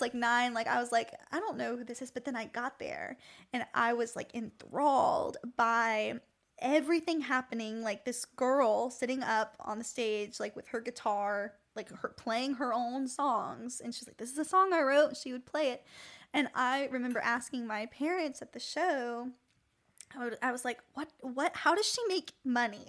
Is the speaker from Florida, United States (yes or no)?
yes; Tampa, Florida, United States; moved away as an adult; now in Nashville, United States; I'm from Tampa, Fl-